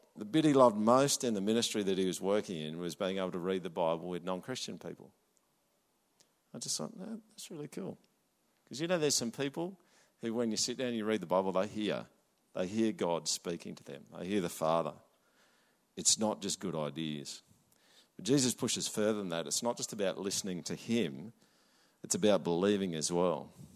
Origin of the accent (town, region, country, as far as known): Australia